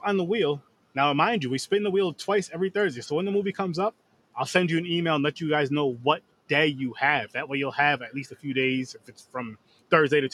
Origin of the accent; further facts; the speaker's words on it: Schenectady, New York, United States; Schenectady, New York. Yes, my hometown